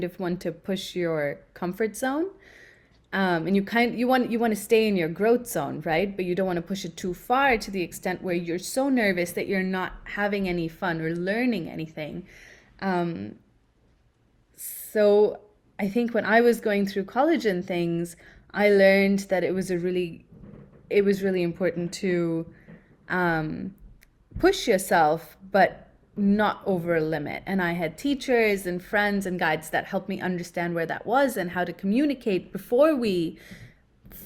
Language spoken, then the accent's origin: English; Mumbai, Maharashtra, India; moved away as an adult; also born or lived in Durango, Colorado, United States; now in United States; I grew up in Bombay, India, born and brought up. Spent the first 18 years of my life in India, but then came to the US to a little small town in Colorado called Durango